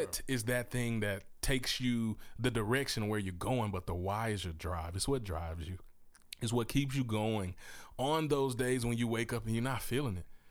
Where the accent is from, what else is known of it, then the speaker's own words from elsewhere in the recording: Mississippi, United States; moved away as an adult; also born or lived in Memphis, Tennessee / Texas; now in Oklahoma, United States; I was born in Memphis, Tennessee. So I'm a Southern product of, uh, from the heart of the South. I grew up in Mississippi, raised there with my family